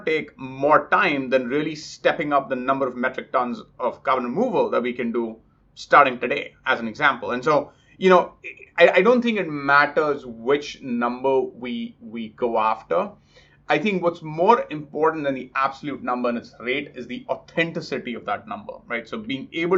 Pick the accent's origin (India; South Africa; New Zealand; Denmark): India; moved away; I grew up in India